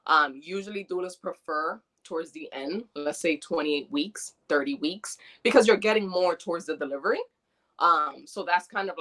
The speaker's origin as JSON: {"language": "English", "region": "New York", "country": "United States", "tie": "born or raised there", "also_born_or_lived": "Dominican Republic", "moved": "yes", "said": "I'm Dominican. I was born in DR, but I was raised in New York since I was 2.5."}